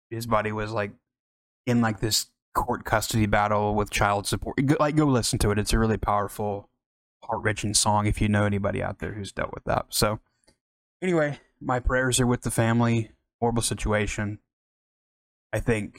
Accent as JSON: {"language": "English", "region": "Oklahoma", "country": "United States", "said": "I'm from Oklahoma"}